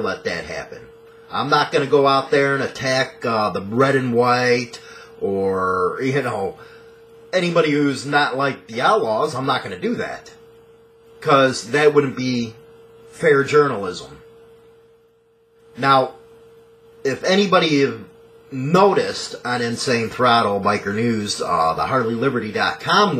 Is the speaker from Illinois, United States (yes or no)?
yes; Chicago, Illinois, United States; I'm from Chicago